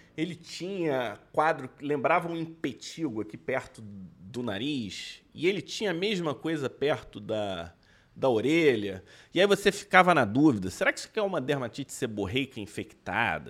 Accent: Brazil; eu, que sou médico brasileiro

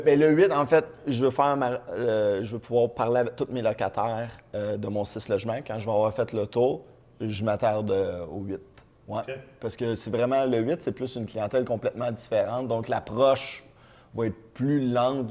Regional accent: Trois-Rivières, Quebec, Canada; je viens de Trois-Rivières.

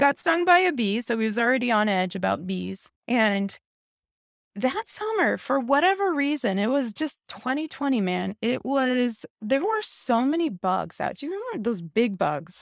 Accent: Midwest, United States; moved away as an adult; also born or lived in Los Angeles, California; I grew up here in the Midwest. I lived in L A for many, many years.

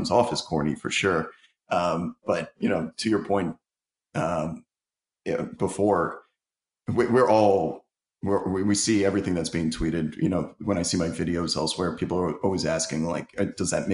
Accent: New York, United States; I'm from New York

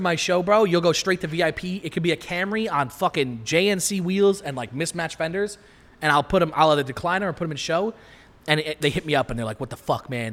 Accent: Long Island, New York, United States; I'm from Long Island

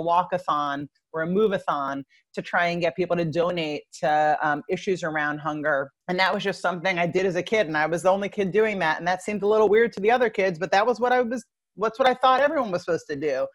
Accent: Long Island, New York, United States; I grew up in Long Island, New York

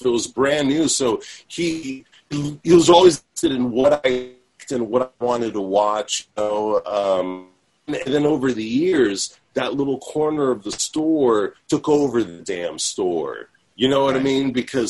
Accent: Redwood City, California, United States; I grew up in Redwood City, California.

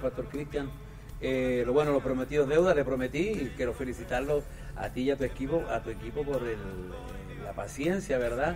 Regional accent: southern Chile, Chile; en los barrios donde yo nací, donde me crié en Chile. Yo nací en una región muy al sur de Chile

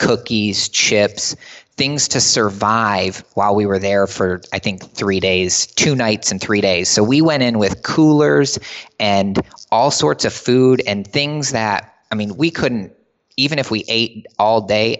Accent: Michigan, United States; we played ice hockey growing up in Michigan, and we went to the University of Michigan.

